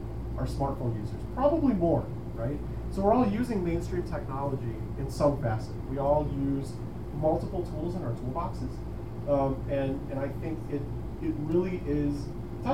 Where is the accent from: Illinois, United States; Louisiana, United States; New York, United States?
Illinois, United States; Chicago; I am from Chicago, Illinois